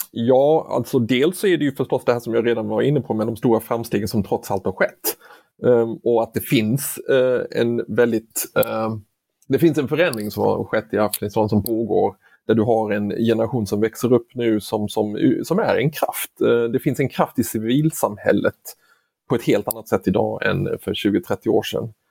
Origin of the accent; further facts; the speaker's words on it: Sweden; som svensk så skulle jag råda att man eh, går in på sak.se och blir medlem